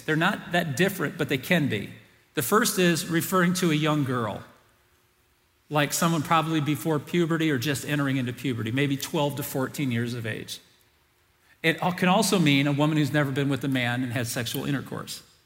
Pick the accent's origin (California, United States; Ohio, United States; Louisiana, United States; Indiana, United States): Indiana, United States; South Bend; we moved from the first house I grew up in South Bend, Indiana